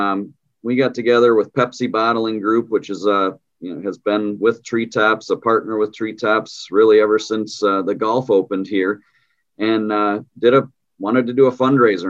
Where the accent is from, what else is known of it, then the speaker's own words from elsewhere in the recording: Muskegon, Michigan, United States; I'm actually a West Michigan guy. I'm from Muskegon